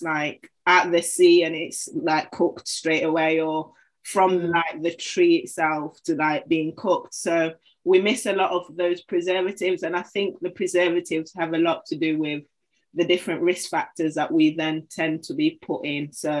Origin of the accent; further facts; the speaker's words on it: Zanzibar, Tanzania; now in United Kingdom; the food that we eat in England compared to the food that you'd eat back home. So I'm from Zanzibar and I always go on about it.